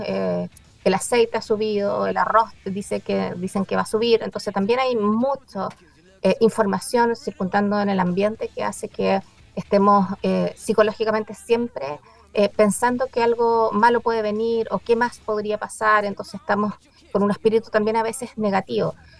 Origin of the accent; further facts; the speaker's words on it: Chile; como chilenos